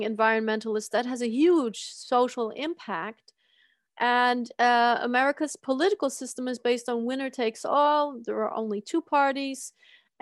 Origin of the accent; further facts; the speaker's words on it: United States; now in Germany; Growing up in the United States